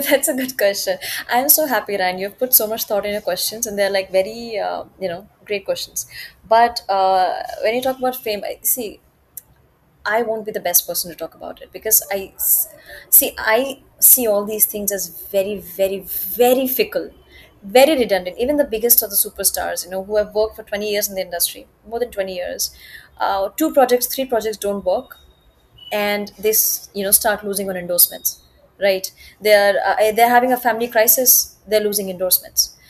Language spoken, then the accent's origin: English; Gorakhpur, Uttar Pradesh, India; now in Mumbai, India; I'm from Gorakhpur